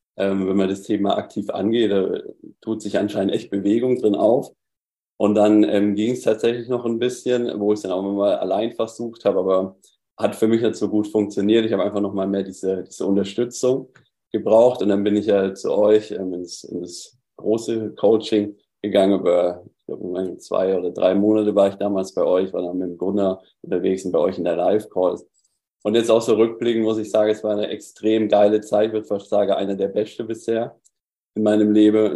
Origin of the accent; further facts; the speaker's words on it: Southern Germany, Germany; ich komme aus, aus Süddeutschland, hörst du auch ein bisschen meine Aussprache